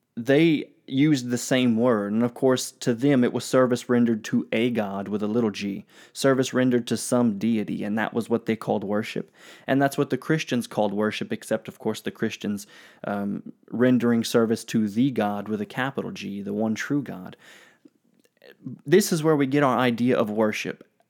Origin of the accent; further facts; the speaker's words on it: United States; I'm American